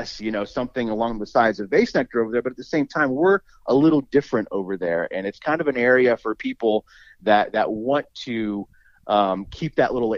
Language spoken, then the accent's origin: English; Dallas, Texas, United States; growing up in Dallas, I worked